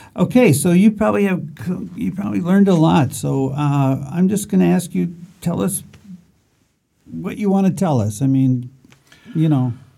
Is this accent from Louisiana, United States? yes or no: no; Chicago, Illinois, United States; I'm from Chicago